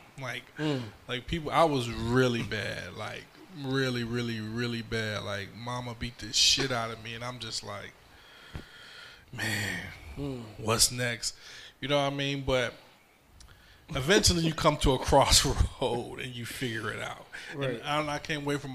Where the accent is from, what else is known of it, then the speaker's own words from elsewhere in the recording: New York City, New York, United States; also born or lived in Brooklyn; now in Fayetteville, United States; I was born in Harlem Hospital.